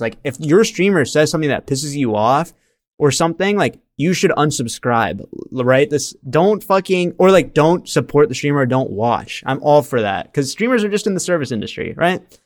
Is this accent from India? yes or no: yes; India; moved away; I was born in India